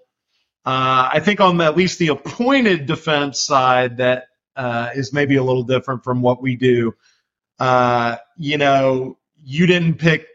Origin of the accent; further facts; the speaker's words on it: Macon, Georgia, United States; moved away as an adult; also born or lived in Louisville, Kentucky / Atlanta, Georgia; now in Nashville, United States; I moved to Macon, Georgia when I was pretty young. I claimed that as my hometown